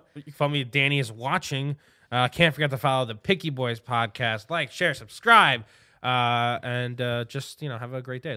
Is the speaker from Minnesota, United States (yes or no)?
no; New York City, New York, United States; I'm a New Yorker